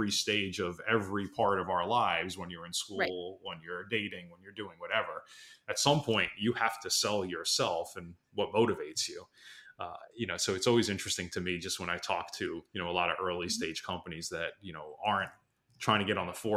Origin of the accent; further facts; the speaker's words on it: East Coast, United States; as a only East Coaster growing up on the East Coast